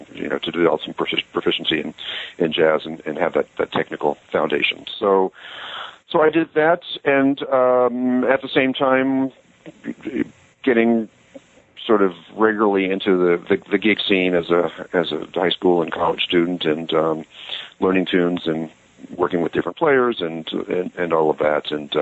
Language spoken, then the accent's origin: English; North Carolina, United States; also born or lived in Long Island, New York; I grew up in Long Island, New York, and lived there until I was about 10, and then moved to the South and ultimately went to junior high school and high school and undergraduate school in North Carolina.